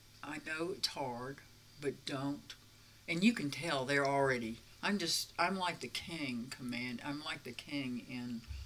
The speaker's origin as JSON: {"language": "English", "region": "the South", "country": "United States", "tie": "born or raised there", "said": "And I grew up in the South in the 50s."}